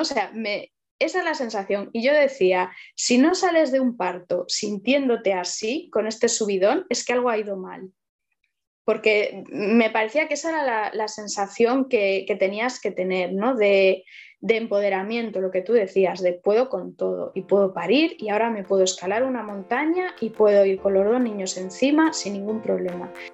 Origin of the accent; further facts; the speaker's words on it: Vigo, Galicia, Spain; moved away as an adult; now in Allariz, Spain; yo soy de Vigo, eh, ahora vivo en Ayariz desde hace unos años